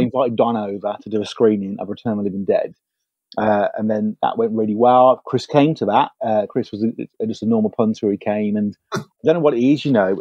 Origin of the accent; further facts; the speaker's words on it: United Kingdom; as British filmmakers